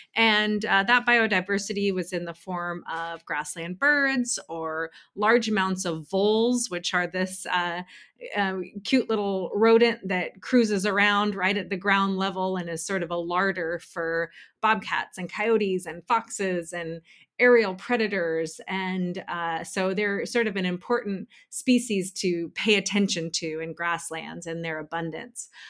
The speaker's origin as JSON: {"language": "English", "region": "Pacific Northwest", "country": "United States", "moved": "as an adult", "lives_now": "Bay Area, United States", "said": "I'm originally from the Pacific Northwest"}